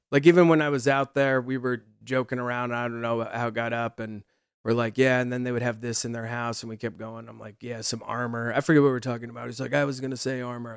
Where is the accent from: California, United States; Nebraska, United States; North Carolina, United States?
Nebraska, United States; moved away as an adult; also born or lived in Los Angeles, United States; we're from Nebraska